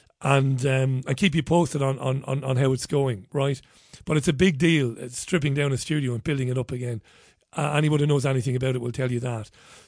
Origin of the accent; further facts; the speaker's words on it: Ireland; As an Irishman, I'm proud of what you and Gemma done.